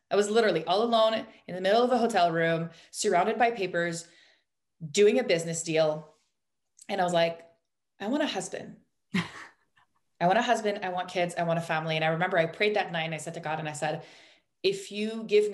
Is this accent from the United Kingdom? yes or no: no; Canada; we're Canadian